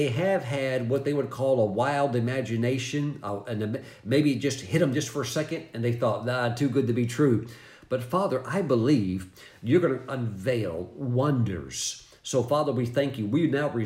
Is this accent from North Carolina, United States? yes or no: yes; North Carolina, United States; coming from my home state of North Carolina